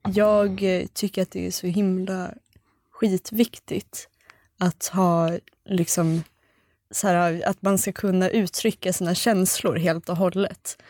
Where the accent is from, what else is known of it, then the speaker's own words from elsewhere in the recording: Sweden; vi är svenskar